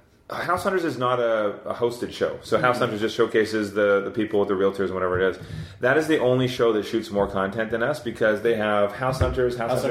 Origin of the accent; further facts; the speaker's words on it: Scotland, United Kingdom; I'm Scottish.